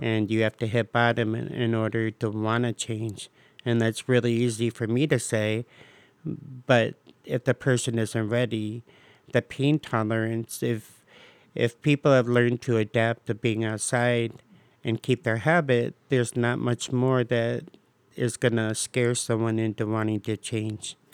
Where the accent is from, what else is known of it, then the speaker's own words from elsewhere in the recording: Bowling Green, Ohio, United States; also born or lived in Cleveland Heights, Ohio / Euclid, Ohio; now in Cleveland, United States; I'm from Bowling Green.